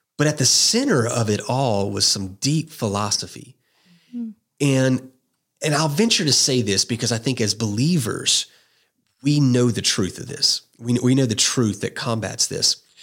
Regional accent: just outside of New Orleans, South Louisiana, United States; I grew up in South Louisiana, um, just outside of New Orleans

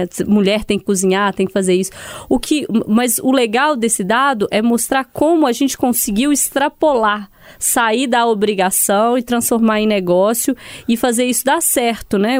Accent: Sete Lagoas, Minas Gerais, Brazil; Eu sou de Sete Lagoas

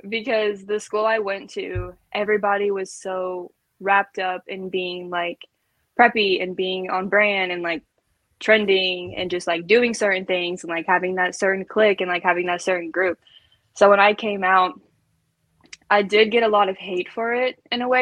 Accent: Kentucky, United States; I'm from Kentucky and it is small and it is just grass and horses.

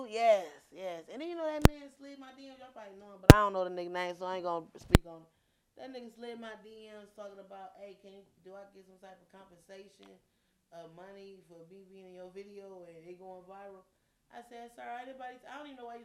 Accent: East Cleveland, Ohio, United States; also born or lived in Euclid, Ohio; I'm from East Cleveland, but I say East from Euclid, Cleveland

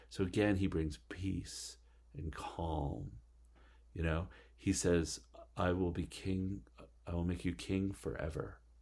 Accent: Canada; moved away as an adult; also born or lived in Alpharetta, Georgia; I was from Canada

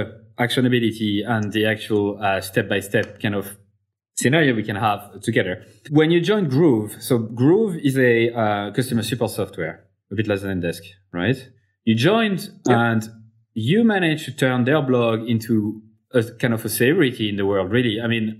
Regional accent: Clermont-Ferrand, Auvergne-Rhône-Alpes, France; it's in my hometown, Clermont-Ferrand in France.

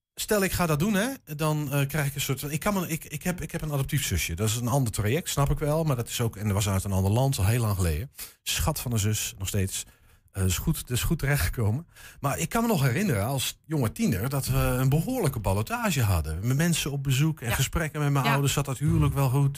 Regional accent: Netherlands; We zijn Hollanders

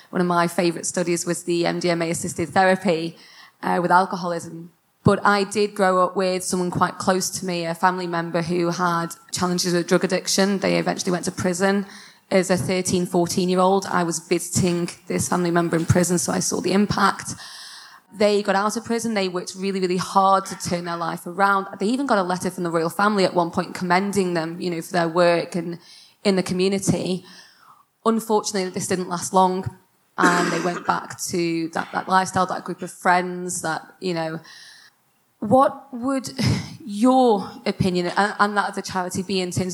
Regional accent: Stoke-on-Trent, West Midlands, United Kingdom; I'm a student at Keele University and I'm from Stoke

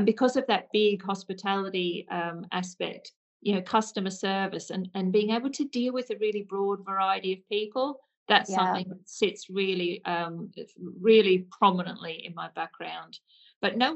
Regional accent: Hunter Valley, New South Wales, Australia; accent: Aussie; moved away as an adult; now in United Kingdom; So my Aussie accent has definitely not left me, I'm afraid. So I am from Hunter Valley in New South Wales in Australia.

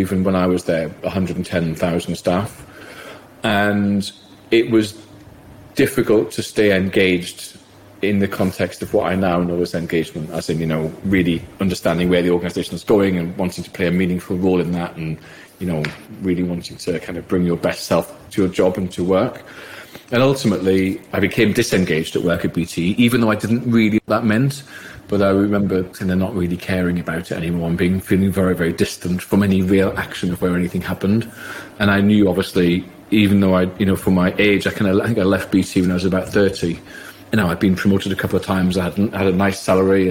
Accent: South Shields, North East England, United Kingdom; I grew up gay in South Shields

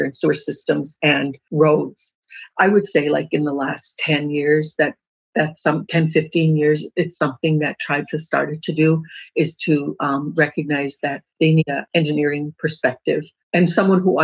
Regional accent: Turtle Mountain Reservation, North Dakota, United States; I grew up on the Turtle Mountain Reservation

